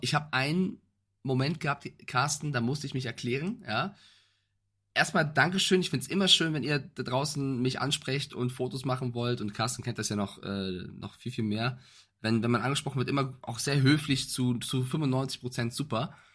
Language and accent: German; Frankfurt, Hesse, Germany; ich als Frankfurter